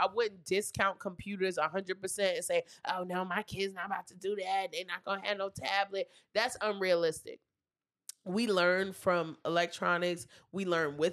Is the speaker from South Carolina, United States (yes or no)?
no; New York City, New York, United States; I'm not from Brevoy. I'm from East New York